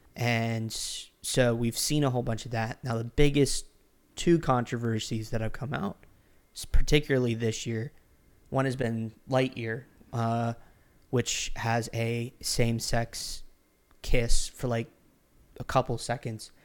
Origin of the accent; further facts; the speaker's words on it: Orlando, Florida, United States; moved away; I was originally from Orlando, Florida.